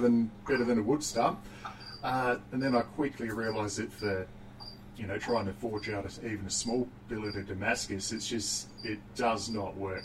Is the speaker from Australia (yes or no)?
no; New Zealand; growing up in New Zealand, uh, child of the 80s